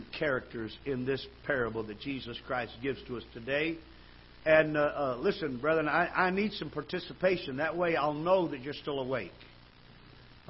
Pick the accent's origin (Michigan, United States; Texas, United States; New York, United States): Michigan, United States; now in Missouri, United States; I was brought up in Michigan